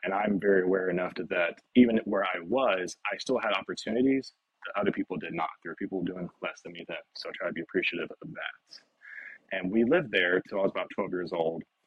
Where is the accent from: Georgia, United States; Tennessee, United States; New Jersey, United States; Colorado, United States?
Tennessee, United States; Nashville; So home is Nashville, Tennessee. I'm a native born and raised from here. Uh, I grew up specifically in the West Nashville area